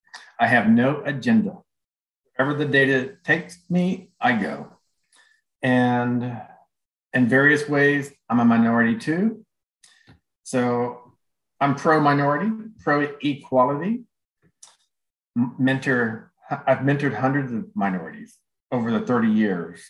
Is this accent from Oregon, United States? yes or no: no; Houston, Texas, United States; also born or lived in California / Florida; I'm from Houston, Texas